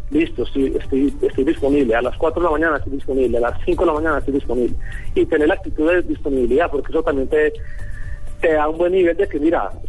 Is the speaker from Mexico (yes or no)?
no; Colombia; como yo pienso que como muchos colombianos cuando nos vamos siempre como que queremos volver, ¿no?